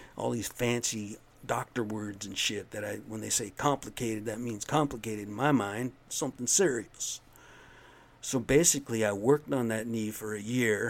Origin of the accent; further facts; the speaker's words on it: United States; I'm American Indian